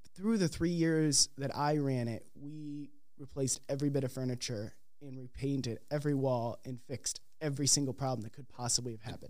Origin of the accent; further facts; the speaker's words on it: Crystal Lake, Illinois, United States; moved away as an adult; also born or lived in Philadelphia, Pennsylvania / Decatur, Illinois; now in Minneapolis, United States; I'm originally from the Chicagoland area, Crystal Lake, Illinois.